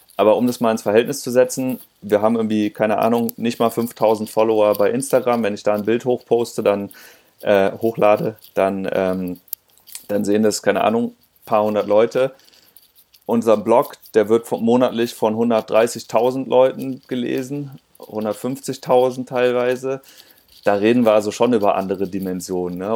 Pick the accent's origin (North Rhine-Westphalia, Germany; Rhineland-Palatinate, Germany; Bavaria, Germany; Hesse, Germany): Rhineland-Palatinate, Germany; Linz am Rhein; moved away as an adult; also born or lived in Hamburg; ich komme eigentlich aus dem Rheinland, ich bin da aus, aus Linz der Ecke, Linzer Rhein.